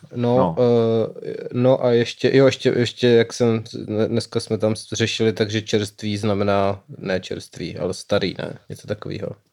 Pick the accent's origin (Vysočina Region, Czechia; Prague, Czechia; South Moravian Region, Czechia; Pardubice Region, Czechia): South Moravian Region, Czechia; Brno; já jsem v Brně